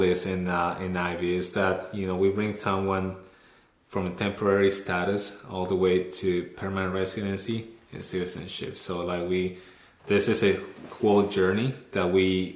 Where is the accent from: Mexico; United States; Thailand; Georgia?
Mexico; moved away as an adult; also born or lived in North Bay, Ontario, Canada; now in Canada; I was born and raised in Mexico